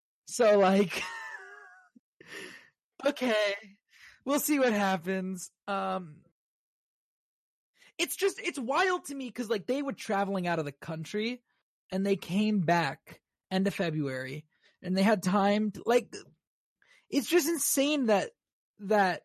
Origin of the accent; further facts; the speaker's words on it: Maryland, United States; my home state of Maryland